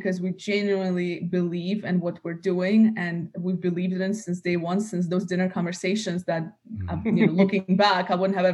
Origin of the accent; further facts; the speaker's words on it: United States; also born or lived in Russia; now in Dubai, United Arab Emirates; grew up in the US